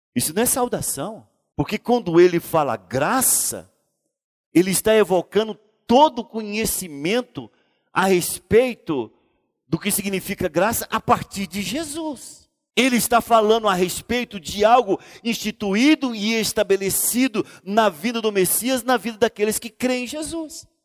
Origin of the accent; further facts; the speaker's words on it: Goiânia, Goiás, Brazil; depois somos cidadãos goianienses